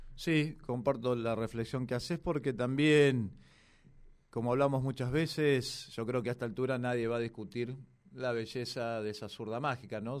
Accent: La Plata, Buenos Aires Province, Argentina; mi ciudad natal, la ciudad de La Plata, la de las Diagonales

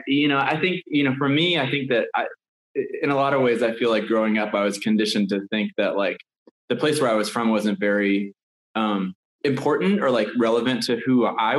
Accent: Athens, Georgia, United States; moved away as an adult; I'm in Athens, Georgia, my hometown, which is not where I live, but where I'm spending about a week right now.

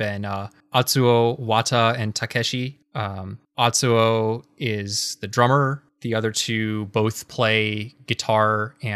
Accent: Seattle, Washington, United States; I'm from Seattle

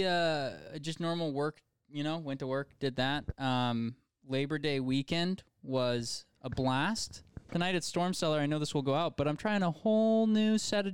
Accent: United States; We're American.

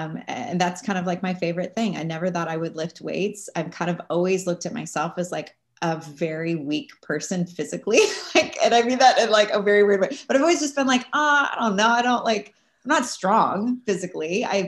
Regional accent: California, United States; now in New York City, United States; But then I moved to New York City, and it's like, I came from California and Southern California, where it's just warm and pleasant all year round.

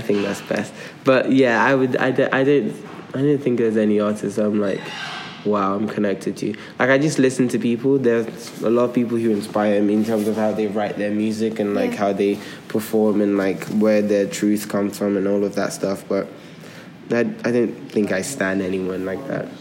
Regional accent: Nigeria; moved away; I grew up in two different places. I grew up in Nigeria and I grew up here.

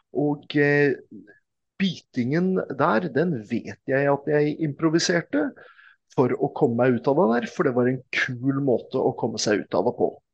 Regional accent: Oslo, Norway; also born or lived in Mortensrud; jeg er jo fra Oslo

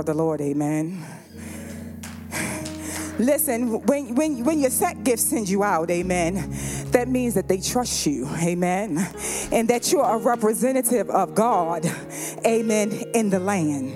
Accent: the South, United States; I'm from the South

